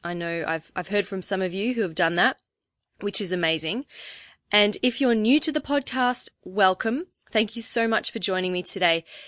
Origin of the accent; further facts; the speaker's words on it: Melbourne, Victoria, Australia; I'm twenty-nine years old, and like the rest of our team, I'm from Melbourne, Australia.